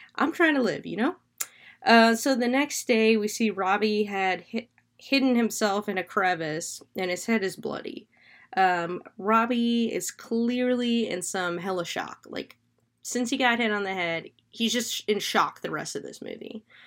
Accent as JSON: {"language": "English", "region": "Florida", "country": "United States", "said": "I'm from Florida. I'm a swamp kid."}